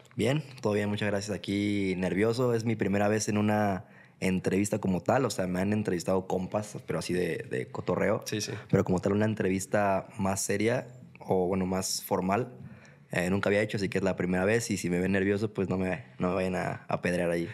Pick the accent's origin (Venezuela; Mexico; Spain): Mexico; Mexico City; moved away as an adult; now in Guadalajara, Mexico; yo soy de Ciudad de México, para empezar no soy de aquí de Guadalajara, eh, soy chilango de, de nacimiento, eh, tapatío por adopción